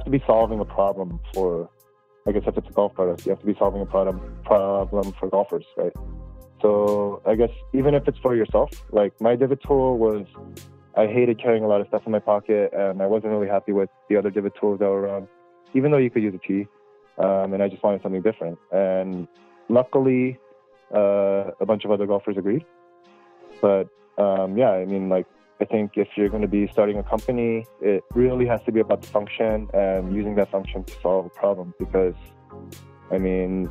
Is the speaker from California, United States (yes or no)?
yes; Southern California, United States; I'm a Korean-American, born and raised in Southern California.